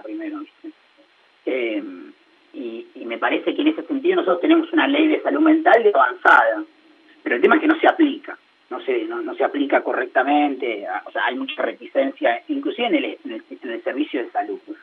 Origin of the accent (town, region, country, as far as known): Argentina